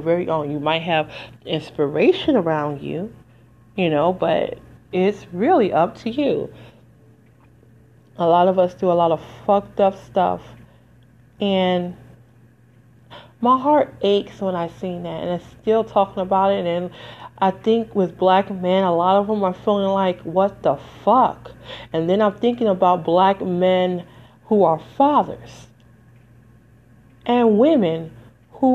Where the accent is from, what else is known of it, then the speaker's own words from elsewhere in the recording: Detroit, Michigan, United States; moved away; also born or lived in Las Vegas, Nevada; I'm from Detroit originally